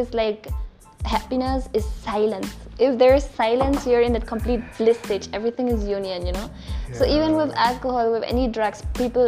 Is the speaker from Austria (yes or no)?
yes; Austria; now in India; I'm from Austria